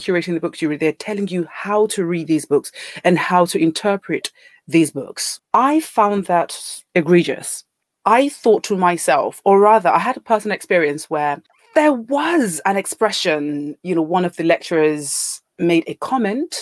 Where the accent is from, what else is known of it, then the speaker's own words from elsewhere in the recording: Nigeria; moved away as an adult; now in United Kingdom; born and raised in Nigeria